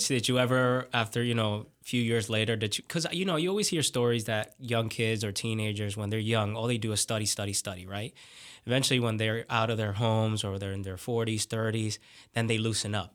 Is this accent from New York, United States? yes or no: yes; New York City, New York, United States; moved away; I'm from New York City